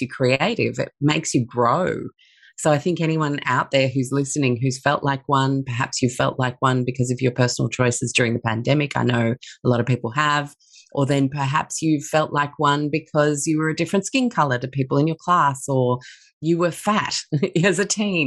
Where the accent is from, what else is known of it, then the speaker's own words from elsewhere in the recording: Sydney, New South Wales, Australia; also born or lived in London / Chicago; I grew up in Sydney from the age of 6.